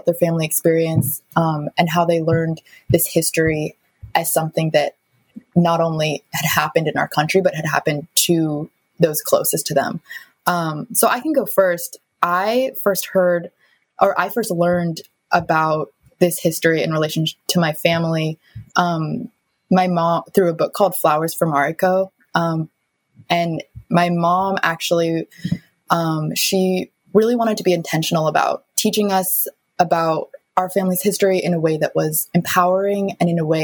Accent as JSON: {"language": "English", "town": "Seattle", "region": "Washington", "country": "United States", "tie": "born or raised there", "said": "I was born and raised in Seattle"}